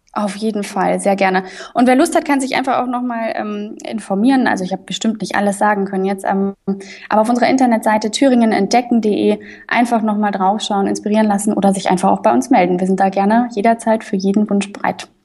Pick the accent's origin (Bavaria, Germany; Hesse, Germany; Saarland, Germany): Bavaria, Germany; Munich; now in Erfurt, Germany; ich bin zum Beispiel in, in München aufgewachsen, ich komme aus Bayern